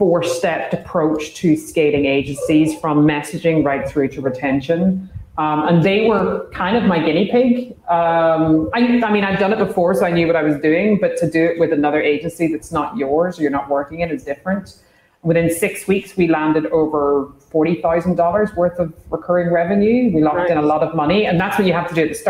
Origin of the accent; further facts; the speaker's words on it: Ireland; I'm Irish